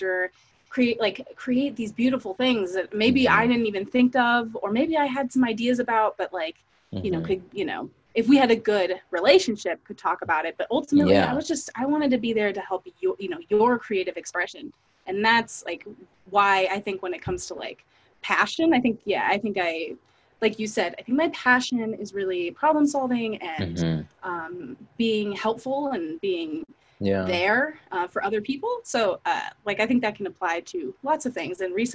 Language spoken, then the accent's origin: English; Fairfax, California, United States; I grew up in Fairfax, California, which is a tiny town in Northern California